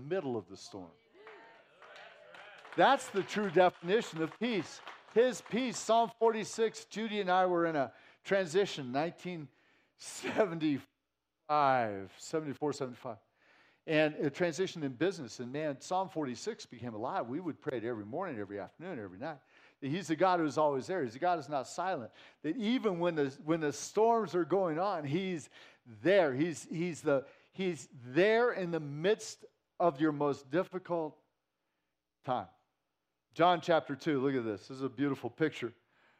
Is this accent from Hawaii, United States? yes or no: no; Santa Cruz, California, United States; moved away; I grew up in Santa Cruz, California